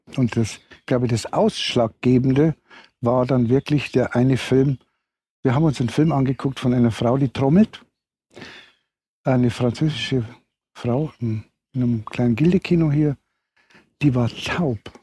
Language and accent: German; Regensburg area, Bavaria, Germany; moved away; ich komme ja aus der Regensburger Gegend